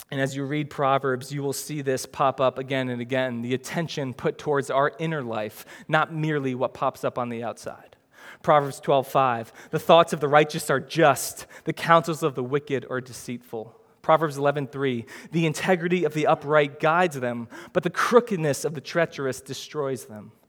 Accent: New Jersey, United States; I know I shouldn't talk like that, but I'm from Jersey, man. And that's how we talk in Jersey. So, yeah, it's not the best, but I mean, I'm from this neighborhood, I'm from this city, this is how I talk.

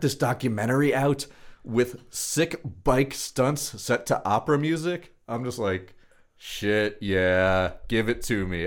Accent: Long Beach, California, United States; growing up in Long Beach

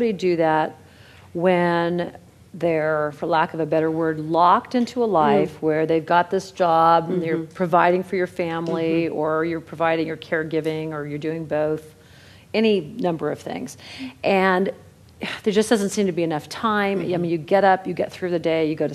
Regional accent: Ohio, United States; now in Los Angeles, United States; I'm from Ohio

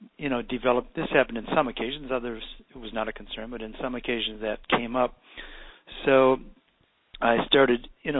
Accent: Eau Claire, Wisconsin, United States; also born or lived in Milwaukee; in Eau Claire, Wisconsin, my hometown

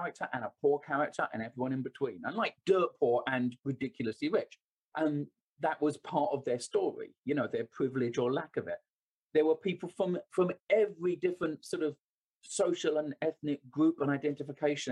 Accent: London, United Kingdom; I was born and raised in London

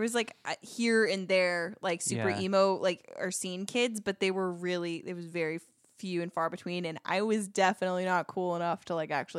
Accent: California, United States; Was not cool in like my small like beachside town that I grew up in Southern California.

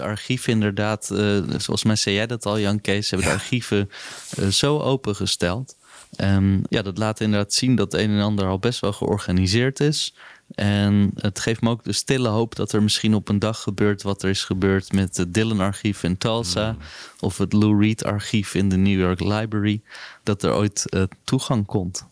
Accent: Netherlands; als Nederlanders

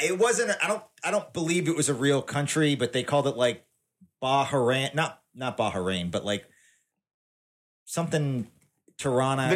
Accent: Tennessee, United States; I'm from Tennessee. I've been all over the South

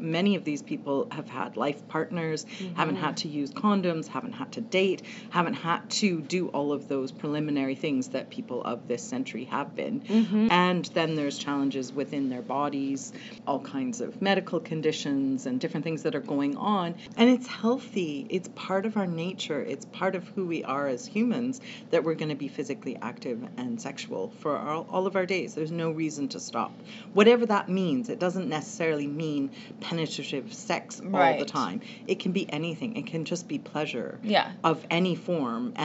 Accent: Canada; also born or lived in England; In half in England, half in Canada.

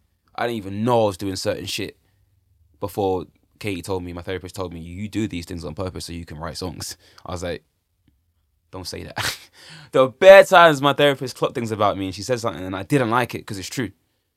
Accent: London, United Kingdom; I'm talking about things I want in life and my aspirations as a young Londoner, bruv.

